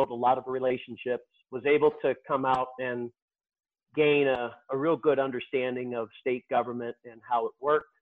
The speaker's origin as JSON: {"language": "English", "town": "Chambersburg", "region": "Pennsylvania", "country": "United States", "tie": "born or raised there", "also_born_or_lived": "Shippensburg, Pennsylvania / Alabama", "moved": "yes", "lives_now": "Montana, United States", "said": "I was born in Chambersburg, Pennsylvania, lived in Shippensburg, which is really at the foot of the Appalachian Trail and the Appalachian Mountains"}